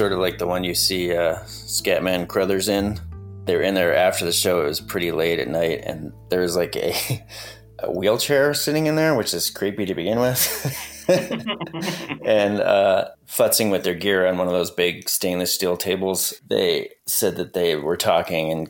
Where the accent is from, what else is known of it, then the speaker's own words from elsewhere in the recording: New York, United States; moved away as an adult; now in Colorado, United States; I had spent my entire childhood in New York